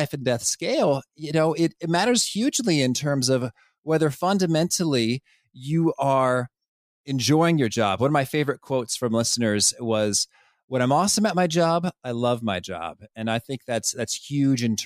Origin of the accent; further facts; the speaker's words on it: Danville, Illinois, United States; I would go to the Danville Public Library, where I grew up in Illinois